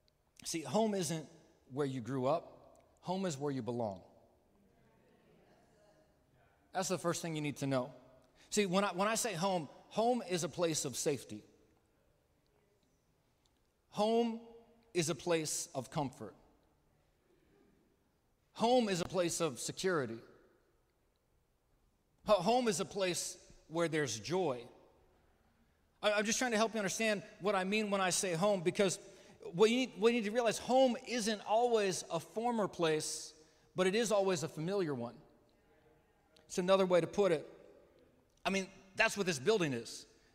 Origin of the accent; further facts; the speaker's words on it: Midwest, United States; also born or lived in California; I was born in California. I grew up mostly in the Midwest.